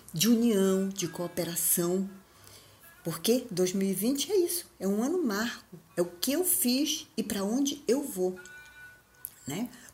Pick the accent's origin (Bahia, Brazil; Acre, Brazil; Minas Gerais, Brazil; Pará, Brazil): Pará, Brazil; Belém; Eu sou de Belém, lá de cima